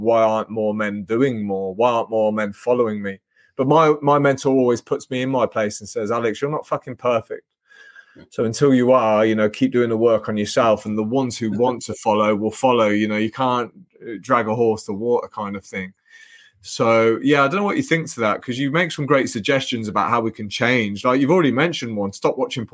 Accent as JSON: {"language": "English", "region": "England", "country": "United Kingdom", "tie": "born or raised there", "said": "I was lucky to be born into a good family in England"}